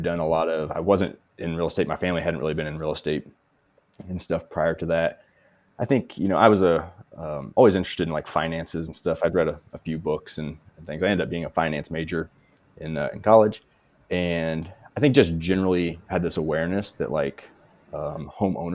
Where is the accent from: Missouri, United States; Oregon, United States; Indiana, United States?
Missouri, United States; moved away as an adult; also born or lived in Hawaii / California / Colorado; now in United Kingdom; originally from Missouri and currently living in the United Kingdom